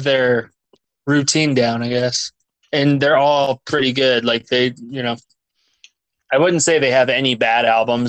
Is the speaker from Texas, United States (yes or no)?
no; Arizona, United States; I grew up in Arizona